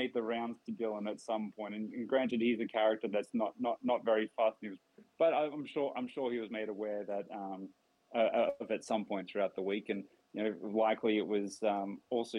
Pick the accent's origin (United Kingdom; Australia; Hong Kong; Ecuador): Australia; as an Australian myself